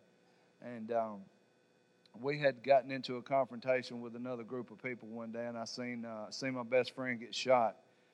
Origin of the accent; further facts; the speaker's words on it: Savannah, Tennessee, United States; I'm from Savannah, Tennessee.